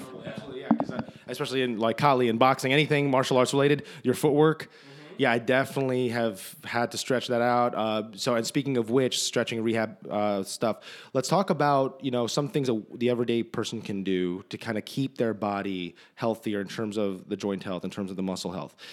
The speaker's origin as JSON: {"language": "English", "region": "New Jersey", "country": "United States", "moved": "yes", "said": "we're both from New Jersey."}